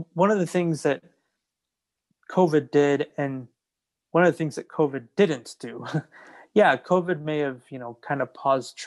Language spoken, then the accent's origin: English; New York City, New York, United States; I'm originally from New York